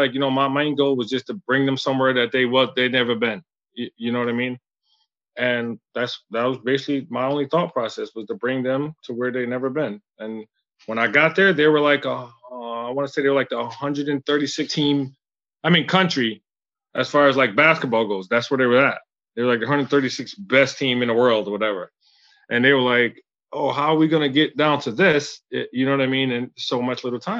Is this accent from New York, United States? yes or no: yes; Syracuse, New York, United States; also born or lived in Philippines / Russia; I'm from Syracuse, New York, and I'm still a local now